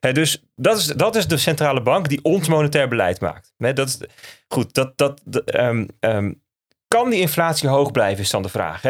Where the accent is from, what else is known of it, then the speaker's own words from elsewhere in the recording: Netherlands; wij als Nederlanders